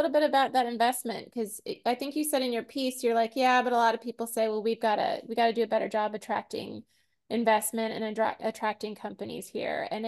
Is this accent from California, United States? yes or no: yes; San Diego, California, United States; now in New Orleans, United States; I came from Southern California, and I hear from people like, "Oh, you're from San Diego."